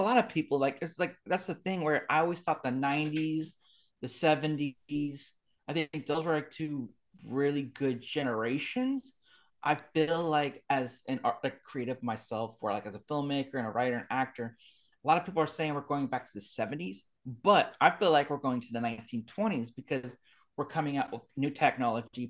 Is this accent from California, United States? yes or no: yes; Bay Area, California, United States; I grew up in the Bay Area